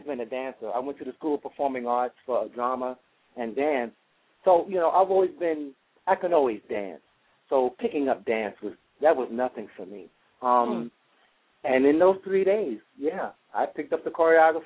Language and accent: English; New York City, New York, United States; I grew up in the Amsterdam houses on 64th and Amsterdam in New York City